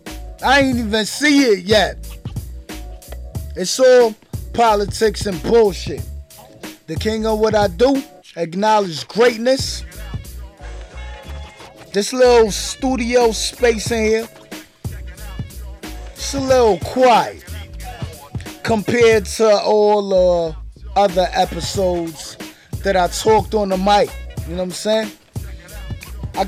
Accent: New York, United States; I'm from New York

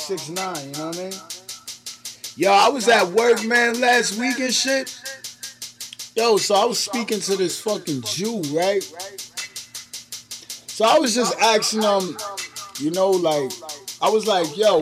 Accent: New York City, New York, United States; New York City, I'm from Brooklyn

